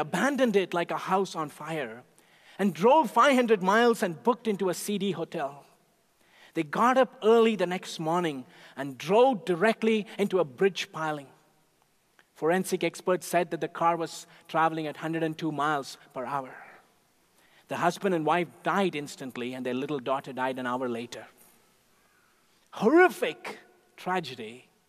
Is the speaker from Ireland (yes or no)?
no; India; moved away; Growing up in India, even as a little boy